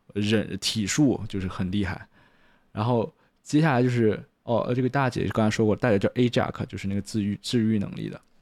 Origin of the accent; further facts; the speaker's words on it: China; 我是中国人的原因，I M Chinese